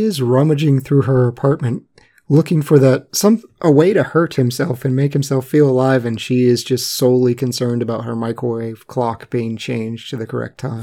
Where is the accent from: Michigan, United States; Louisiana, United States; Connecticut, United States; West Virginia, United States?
West Virginia, United States; I was born in West Virginia